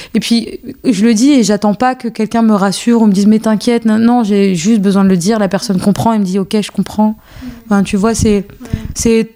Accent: France; also born or lived in Algeria; Je suis née en Algérie et euh, après, je suis arrivée en France à mes deux ans.

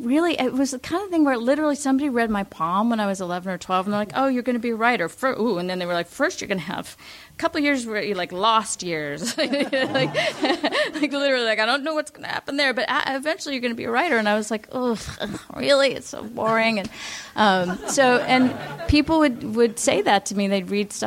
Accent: Los Angeles, California, United States; I grew up here in Los Angeles

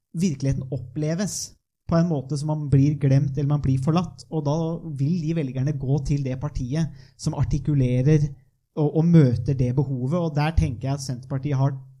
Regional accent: northern Viken, Norway; jeg er jo fra Nordre Viken, da, som det nå har blitt, eh, og fra de indre dalstrøka

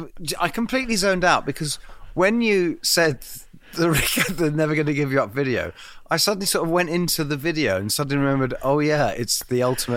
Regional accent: England, United Kingdom; to us in England

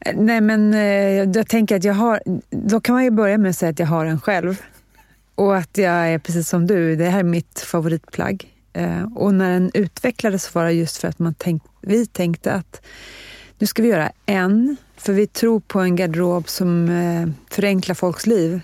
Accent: Stockholm, Stockholm County, Sweden; also born or lived in Nacka; jag är född och lever i Stockholm

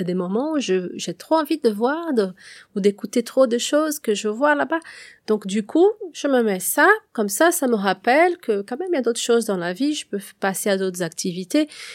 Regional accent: Brazil; moved away; je suis brésilienne

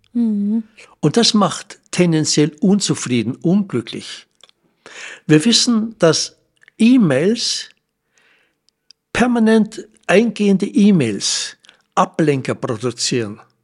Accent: Germany; bei uns in Deutschland

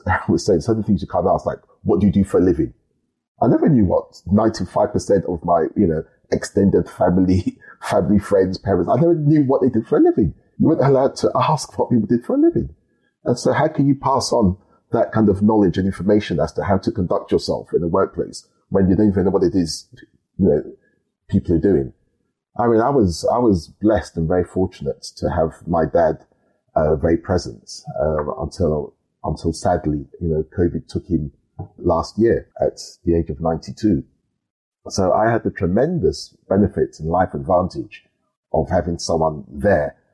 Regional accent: London, United Kingdom; I was born and brought up in South London and school there.

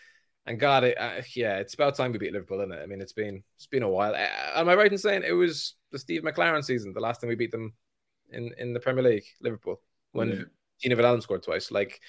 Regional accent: Ireland; I grew up in Ireland where everybody is a Man United fan.

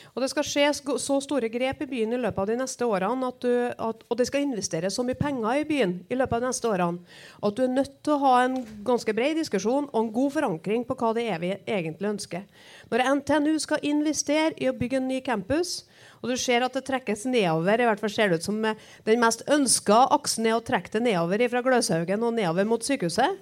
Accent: Trøndelag, Norway; For der er vi som trøndere

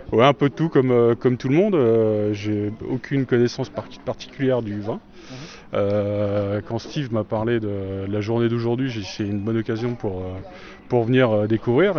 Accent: Ribeauvillé, Grand Est, France; je viens de Ribouillet et je suis, je suis brasseur

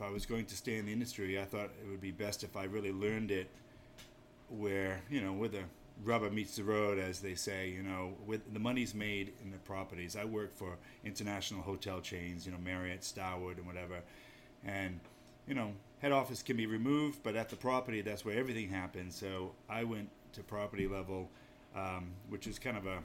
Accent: Maine, United States; now in New Hampshire, United States; there's a little bit of Yankee in me already, because I grew up in Maine

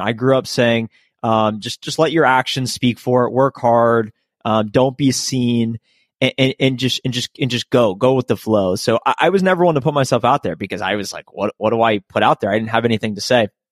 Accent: Columbus, Ohio, United States; moved away as an adult; also born or lived in Athens, Ohio; now in Dallas, United States; I grew up in Columbus, Ohio, which is, which is the capital of the state.

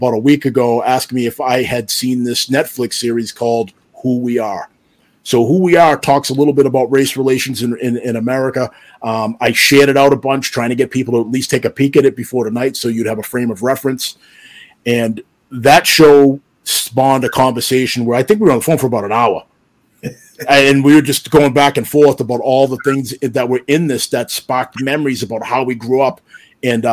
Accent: Stoughton, Massachusetts, United States; I grew up in the town of Stoughton. It's a suburb about 30 minutes south of Boston in Massachusetts

